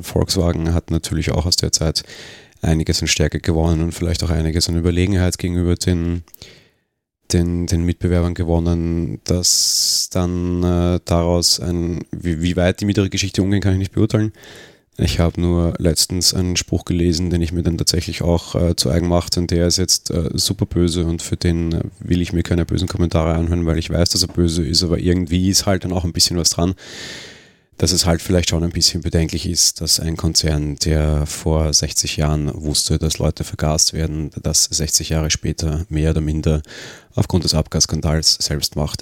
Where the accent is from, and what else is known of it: Austria